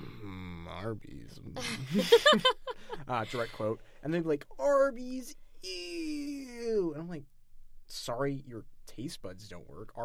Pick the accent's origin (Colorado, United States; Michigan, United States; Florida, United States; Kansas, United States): Kansas, United States; I'm an American. I'm a true-blooded Kansan.